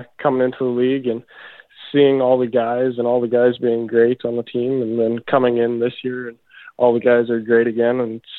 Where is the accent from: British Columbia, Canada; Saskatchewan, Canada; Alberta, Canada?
Saskatchewan, Canada; Debden; I call home Debden, Saskatchewan. It's a small town, but 150 people, 200 people, and that's where I grew up.